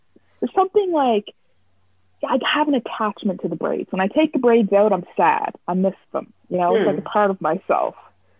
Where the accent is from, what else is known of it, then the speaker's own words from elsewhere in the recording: Dartmouth, Nova Scotia, Canada; I grew up in Dartmouth. I would call Dartmouth my home. I love Dartmouth.